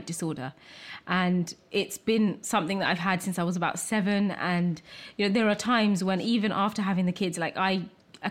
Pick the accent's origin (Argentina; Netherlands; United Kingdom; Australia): United Kingdom; I'm British, I'm also Bangladeshi